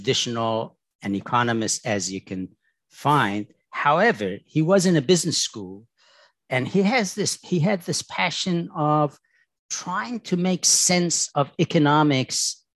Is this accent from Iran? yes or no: yes; Tehran, Tehran Province, Iran; moved away; I was born in Tehran, in Iran